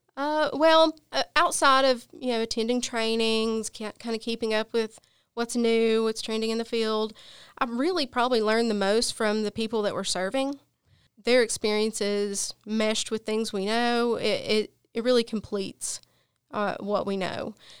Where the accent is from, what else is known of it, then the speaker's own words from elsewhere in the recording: Appalachia, Virginia, United States; I'm from a very small town